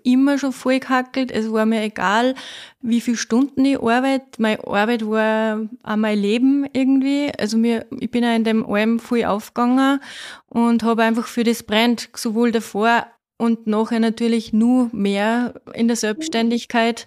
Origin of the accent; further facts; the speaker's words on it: Faistenau, Salzburg, Austria; now in Waldviertel, Austria; Ich komme ursprünglich aus Feistenau, aus dem Salzkammergut, aus dem Schönen.